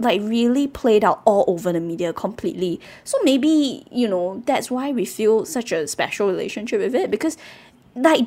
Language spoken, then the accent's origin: English; Singapore; I grew up in Bukit Permai